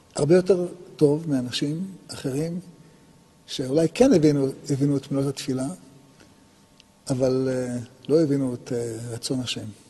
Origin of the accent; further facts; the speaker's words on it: Israel; נולדנו בישראל